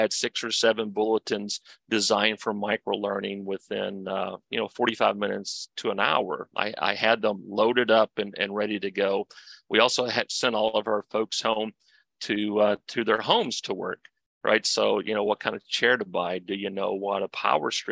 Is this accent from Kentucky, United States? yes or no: yes; Kentucky, United States; I'm from Kentucky